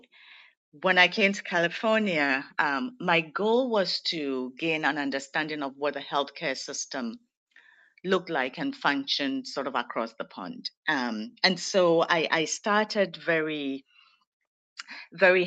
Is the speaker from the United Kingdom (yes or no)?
no; Ghana; moved away as an adult; I'm originally from Ghana, West Africa